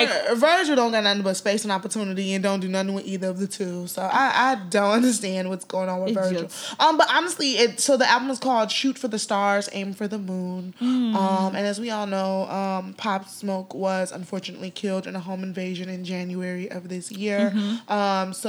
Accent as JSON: {"language": "English", "country": "Nigeria", "said": "Nigeria is our country and it's, you know, home, and to see the investments in the arts, you know, being Nigerian"}